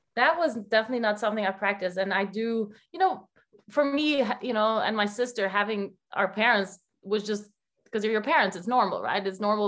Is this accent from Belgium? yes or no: yes; Belgium; moved away as an adult; now in New Jersey, United States; I'm from Belgium. I never moved out of Belgium